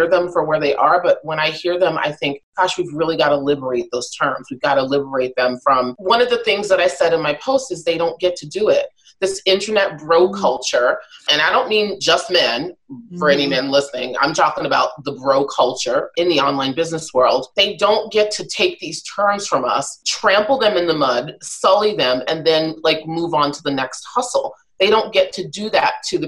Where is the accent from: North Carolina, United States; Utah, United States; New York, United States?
New York, United States; New York City; I'm a New Yorker born and raised